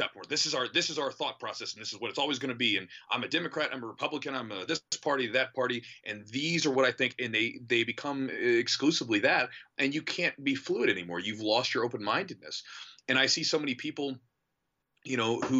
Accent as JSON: {"language": "English", "country": "United States", "said": "I love my country. Like, I like being an American"}